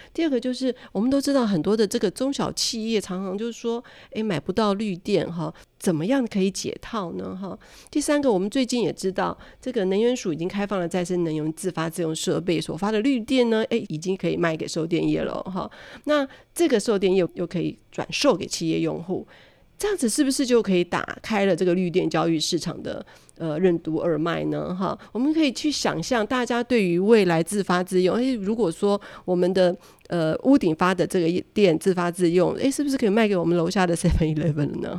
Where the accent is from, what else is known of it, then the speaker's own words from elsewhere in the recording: Taiwan; 身为台湾人